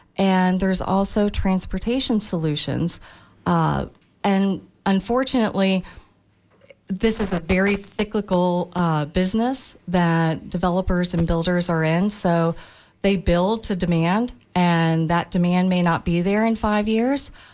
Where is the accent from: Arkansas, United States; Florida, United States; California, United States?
Florida, United States; Tampa; I was born and raised in Tampa.